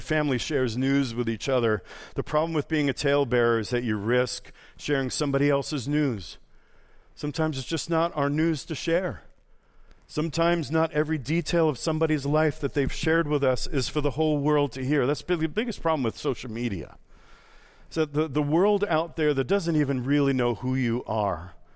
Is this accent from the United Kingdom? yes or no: no; New York, United States; moved away; also born or lived in Boston; I'm from New York, I lived in Boston.